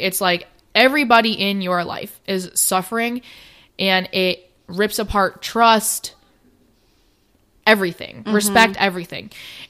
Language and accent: English; United States; Obviously, I am Asian, but I was adopted at 9 months old. So 100%, like, I was, mm-hmm. I'm American.